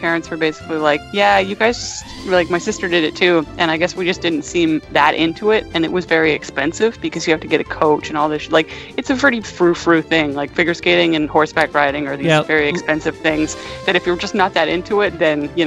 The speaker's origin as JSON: {"language": "English", "country": "Canada", "said": "I'm Canadian."}